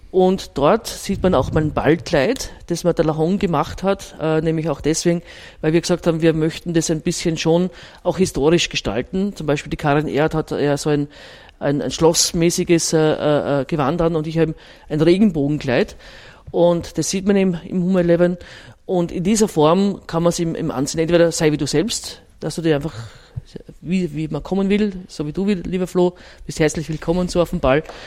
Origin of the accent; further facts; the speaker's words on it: Styria, Austria; moved away as an adult; now in Vienna, Austria; ich bin ja eher Zurgraste, weil ich komme aus der Steiermark